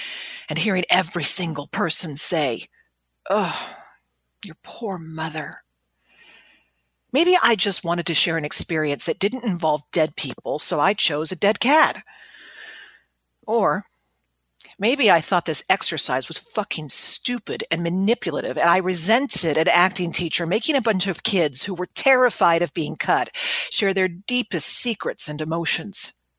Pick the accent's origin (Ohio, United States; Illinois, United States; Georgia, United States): Georgia, United States; Glynn County; In my hometown of Glenn County, abstinence classes start around the sixth grade and continue every year throughout high school